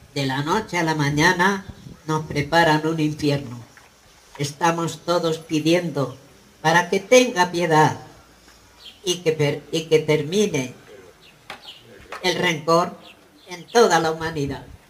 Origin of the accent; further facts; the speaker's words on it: Casas de Garcimolina, Castilla-La Mancha, Spain; now in Barcelona, Spain; Soy de un pueblo de Castilla la Nueva llamada Molina. Hoy vivo en Barcelona y me siento castellana